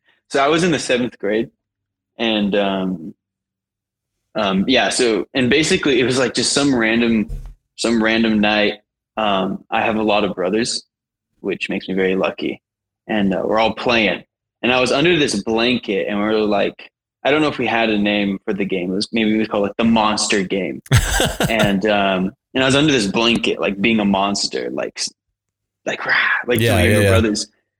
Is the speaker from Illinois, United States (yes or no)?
no; Arizona, United States; now in Utah, United States; I'm from Arizona. I'm currently living in Utah, and I make music.